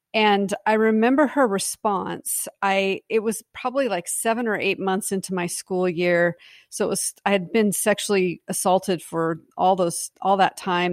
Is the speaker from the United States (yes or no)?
yes; Pacific Northwest, United States; I was from the Pacific Northwest